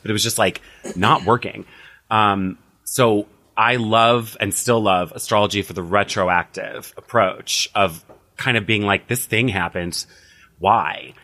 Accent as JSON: {"language": "English", "region": "Illinois", "country": "United States", "also_born_or_lived": "Las Vegas / Los Angeles", "moved": "as an adult", "lives_now": "West Hollywood, United States", "said": "I'm from Illinois originally, moved to Las Vegas in twenty eleven"}